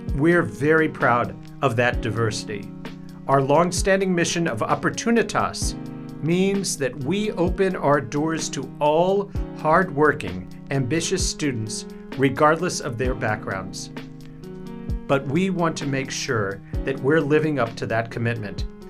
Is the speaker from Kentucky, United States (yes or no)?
yes; Kentucky, United States; moved away; I'm from Kentucky